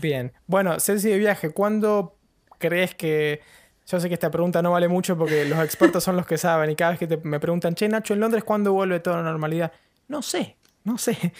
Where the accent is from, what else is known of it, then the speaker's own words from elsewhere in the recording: Patagonia, Argentina; now in London, United Kingdom; soy de la Patagonia y tengo una pingüinera a nada